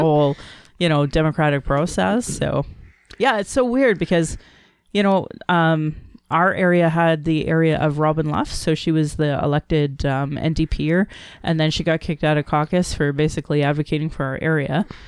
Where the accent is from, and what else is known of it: Calgary, Alberta, Canada; born or raised there